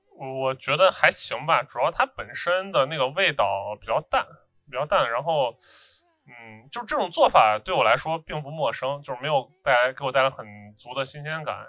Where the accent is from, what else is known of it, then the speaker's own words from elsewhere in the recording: Xi'an, Shaanxi, China; 就是说咱西安出产那种芹椒啊，它是以这个香著称的